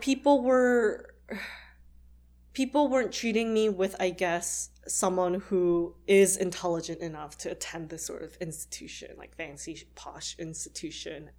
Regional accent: Canada; I'm actually Canadian

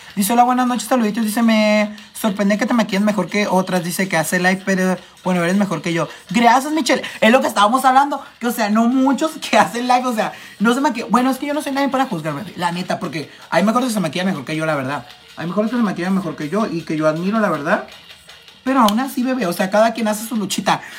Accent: Tijuana, Baja California, Mexico; yo soy de Tijuana, Baja California

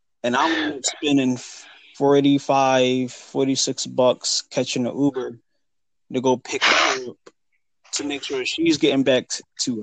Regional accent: Philadelphia, Pennsylvania, United States; I'm from Philadelphia

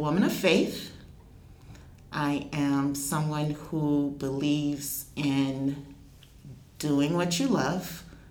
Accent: Georgetown, South Carolina, United States; moved away as an adult; also born or lived in New York / Italy; I'm from the Lowcountry. I'm originally from Georgetown, South Carolina. I was raised by my grandmother

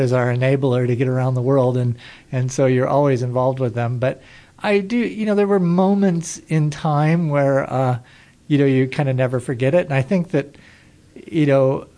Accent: Long Beach, California, United States; also born or lived in Delaware / Germany; I was born in Southern California in Long Beach, and kind of lived in a lot of different places of Southern California, and then I lived in the East Coast, which was in Delaware, and ultimately moved back here for high school

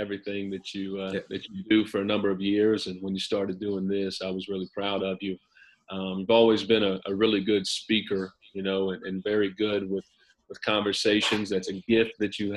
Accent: Eastern Kentucky, United States; now in Morehead, United States; I'm not too far from my hometown, or about a little under 2 hours, but it's a very similar area in Eastern Kentucky. We're a little bit northwest of where I grew up

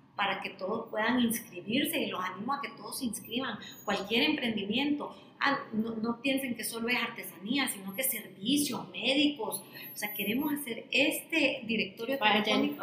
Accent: El Salvador; para el salvadoreño, para nuestro país

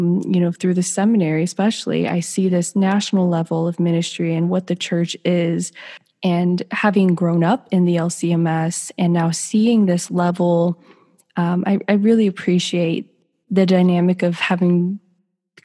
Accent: United States; I am first generation to be born and raised here in America

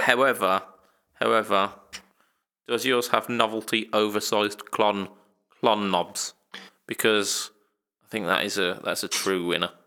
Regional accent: United Kingdom; we're British

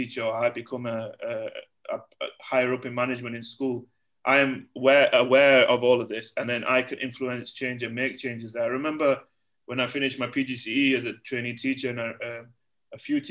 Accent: United Kingdom; moved away as an adult; also born or lived in Egypt; now in Malaysia; me as from a British Asian community guy

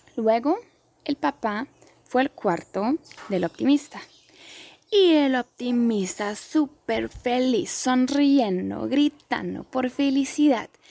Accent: Germany; also born or lived in Poland; yo soy de Europa, soy de Alemania, mi familia es de Polonia.

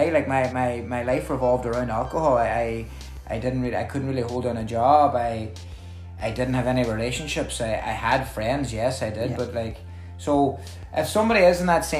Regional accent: Buncrana, County Donegal, Ireland; I'm from Bunkrana.

